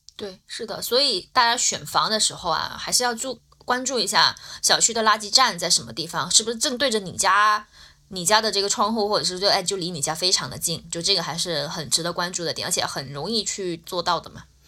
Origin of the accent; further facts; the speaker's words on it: Guangdong, China; 我是潮汕人